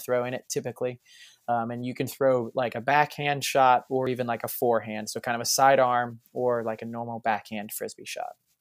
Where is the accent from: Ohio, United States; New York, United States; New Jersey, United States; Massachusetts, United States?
Ohio, United States; Springfield; moved away as an adult; now in Florida, United States; I'm from Springfield, Ohio.